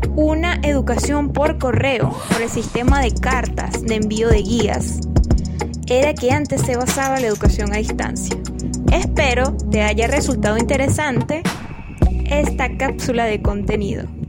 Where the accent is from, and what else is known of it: Venezuela